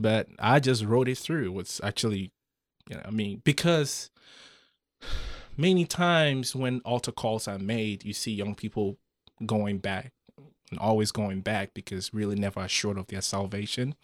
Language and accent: English; Ghana; moved away as an adult; also born or lived in Saarbrücken, Germany; I grew up in Ghana.